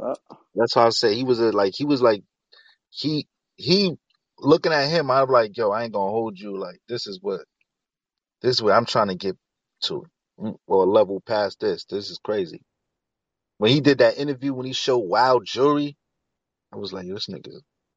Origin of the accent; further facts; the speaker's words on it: New York City, New York, United States; me and Hell Rev is not that tight because I'm from Harlem and homie from the Bronx